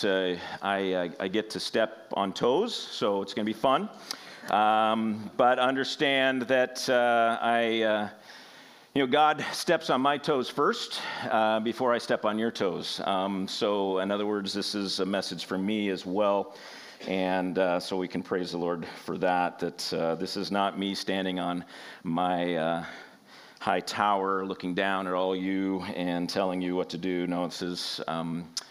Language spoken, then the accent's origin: English; Washington, United States; I'm from Washington State